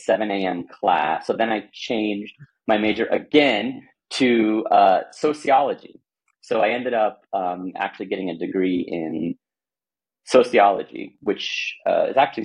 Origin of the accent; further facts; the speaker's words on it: Houston, Texas, United States; I grew up in Texas, Houston